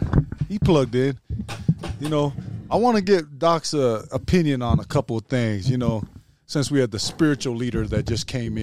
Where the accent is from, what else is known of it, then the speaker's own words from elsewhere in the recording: New Zealand; We're from New Zealand.